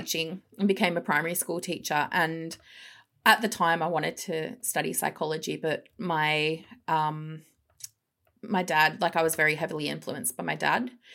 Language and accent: English; Melbourne, Victoria, Australia; moved away as an adult; also born or lived in England; grew up in the cough, cough, western suburbs of Melbourne.